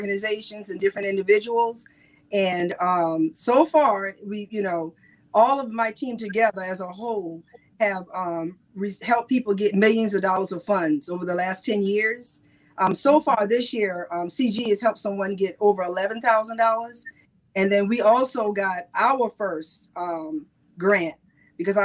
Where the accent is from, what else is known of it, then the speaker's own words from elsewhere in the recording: South Carolina, United States; I'm from South Carolina, so I'm country to the bone